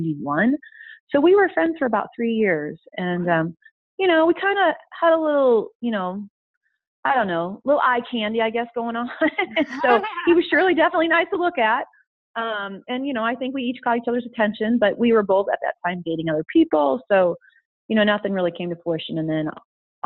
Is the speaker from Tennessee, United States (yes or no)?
no; Iowa, United States; moved away as an adult; also born or lived in South Louisiana / Colorado; now in Boulder, United States; Being an Iowa girl, growing up in Iowa